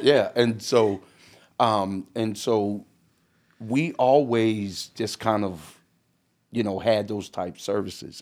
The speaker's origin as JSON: {"language": "English", "region": "California", "country": "United States", "moved": "yes", "said": "originally I'm from California"}